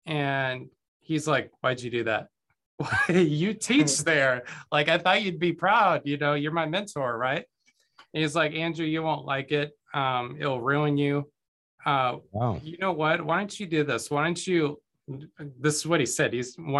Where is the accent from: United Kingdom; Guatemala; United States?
Guatemala; born there; I was born in Guatemala. Both of my parents were missionaries to Central America.